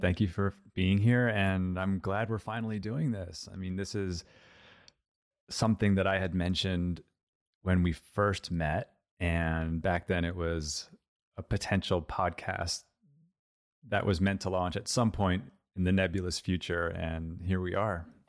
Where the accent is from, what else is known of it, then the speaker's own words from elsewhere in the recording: Montclair, New Jersey, United States; I grew up in Montclair, New Jersey.